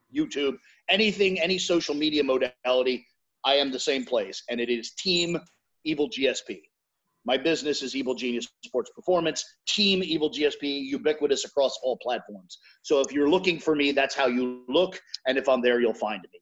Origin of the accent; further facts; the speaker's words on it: United States; I'm American, so maybe I'm just looking through an American lens.